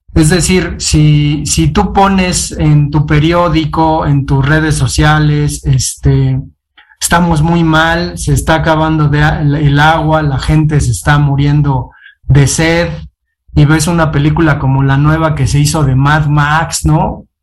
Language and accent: Spanish; Mexico; nosotros somos mexicanos